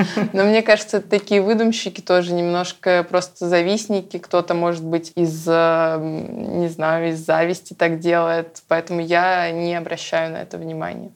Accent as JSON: {"language": "Russian", "town": "Yoshkar-Ola", "region": "Mari El", "country": "Russia", "said": "я побыла дома в Ешкарале"}